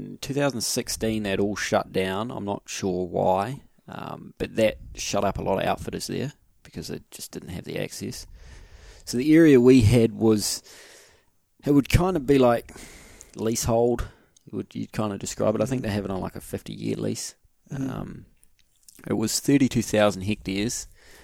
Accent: New Zealand; we pull out our New Zealand passports

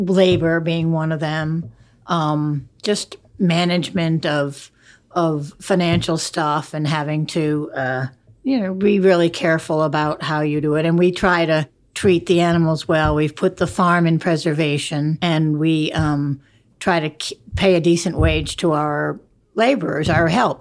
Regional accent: Rhode Island, United States; now in Connecticut, United States; I grew up in Rhode Island

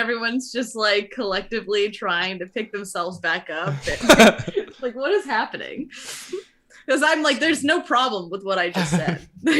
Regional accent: East Lyme, Connecticut, United States; I lived in East Lyme, okay? I grew up in Lyme.

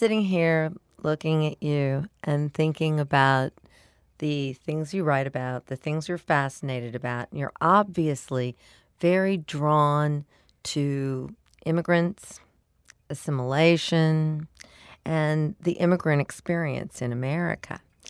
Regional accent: United States; Because we're American

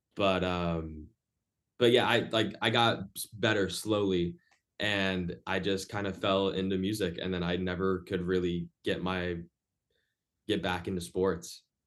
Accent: Orlando, Florida, United States; moved away as an adult; now in Boston, United States; I'm in Boston right now, uh, but my hometown is Orlando, Florida.

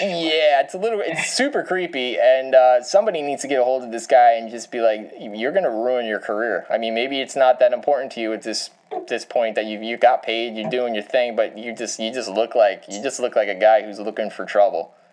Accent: New York, United States; I grew up in New York.

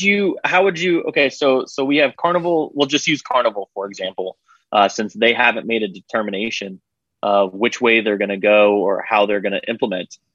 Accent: Florida, United States; moved away as an adult; I grew up in Florida, uh, left for about ten years, and then now I'm back

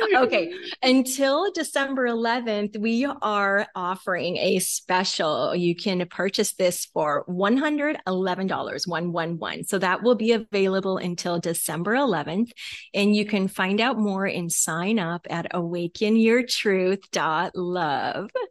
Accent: Talkeetna, Alaska, United States; That is where we are from.

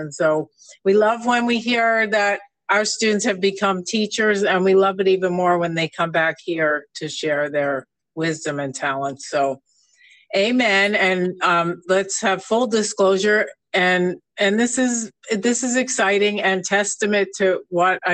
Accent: New York, United States; now in Palm Springs, United States; I come from New York. You can just listen to me and you can still hear it, even though I've been here for 30 years

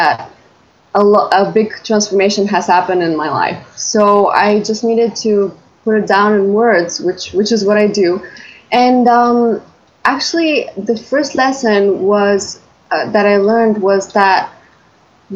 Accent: Bulgaria; I'm from Bulgaria.

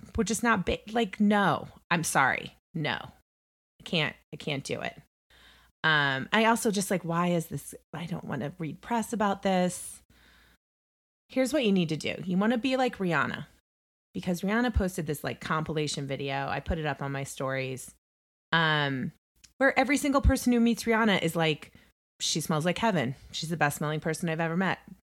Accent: Indiana, United States; moved away; also born or lived in New York; I hail from the Hoosier State

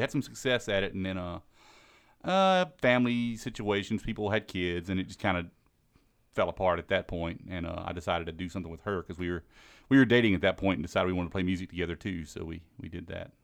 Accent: Mississippi Gulf Coast, United States; moved away as an adult; now in Maryland, United States; I'm from Mississippi, down from the, uh, Gulf Co-, Coast region.

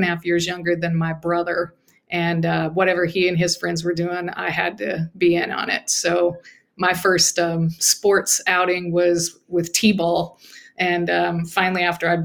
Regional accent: Muskogee, Oklahoma, United States; I grew up in Muscogee, Oklahoma, and, just a regular working class neighborhood with my grandparents about a block away from us

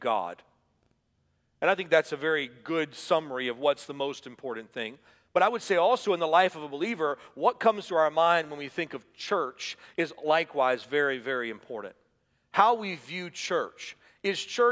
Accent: Atlanta, Georgia, United States; when I was a boy growing up in Atlanta

